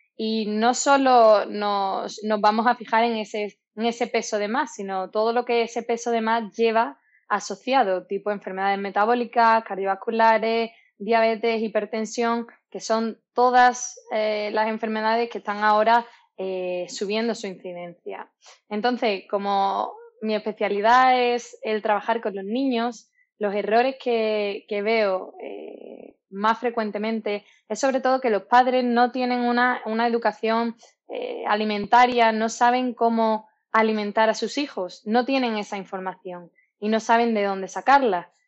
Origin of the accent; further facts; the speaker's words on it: Málaga, Andalusia, Spain; soy malagueña